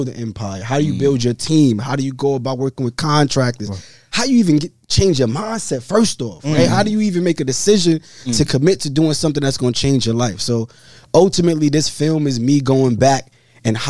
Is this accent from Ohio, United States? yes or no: no; Brooklyn, New York, United States; growing up in Brooklyn, in the hood, in the inner cities